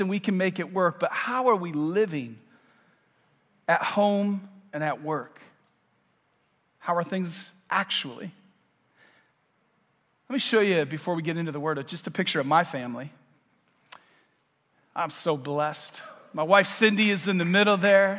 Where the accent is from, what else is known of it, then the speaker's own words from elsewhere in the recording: Michigan, United States; moved away as an adult; now in Vero Beach, United States; I am about 9 months new to Vero, and I'm from Michigan